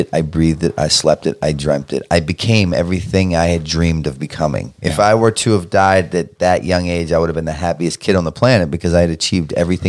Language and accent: English; Baltimore, Maryland, United States; Because I'm from Baltimore.